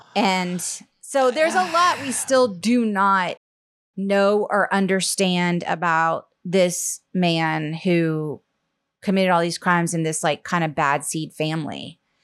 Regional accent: Charleston, South Carolina, United States; moved away; I grew up mostly in South Carolina, in Charleston, South Carolina

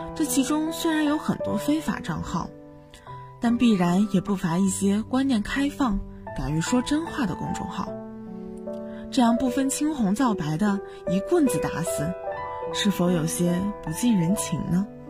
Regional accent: Baoji, Shaanxi, China; moved away as an adult; now in Nanjing, China; 来自陕西宝鸡。我在南京大学

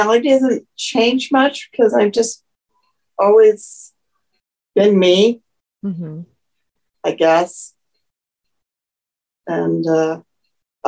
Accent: United States; also born or lived in Japan / Germany; I'm truly American because I'm very a mixed pot

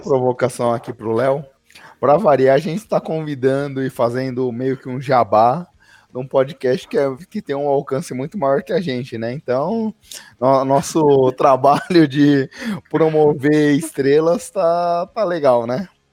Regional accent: Brazil; a gente é brasileiro

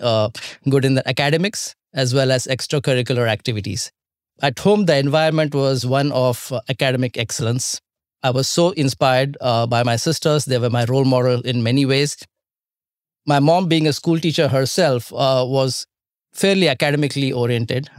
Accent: India; growing up in India

